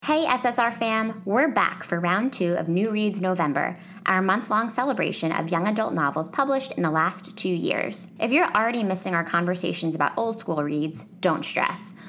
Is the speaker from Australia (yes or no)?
no; Northeast, United States; I'm from the Northeast